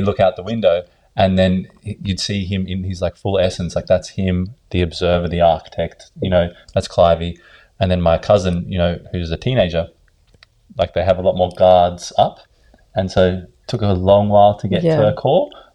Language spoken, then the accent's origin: English; Sydney, New South Wales, Australia; also born or lived in South Africa / Ireland; I was born in South Africa when I was 2, and my mother brought me over to Australia. grew up in Bondi